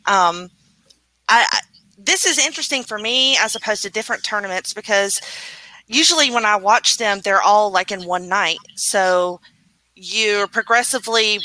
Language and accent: English; United States; me being an American